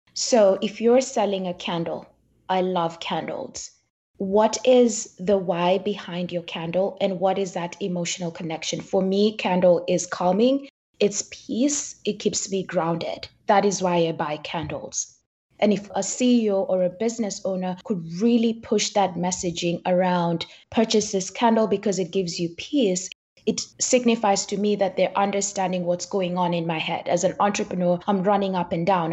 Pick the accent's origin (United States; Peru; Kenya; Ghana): Kenya; I grew up in Kenya and both my parents are entrepreneurs